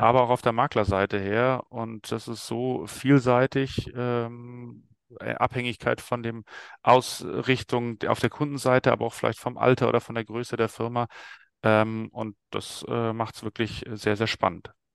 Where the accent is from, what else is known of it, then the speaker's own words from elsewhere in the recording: Stuttgart, Baden-Württemberg, Germany; ich bin äh, 44 Jahre alt, geboren in Stuttgart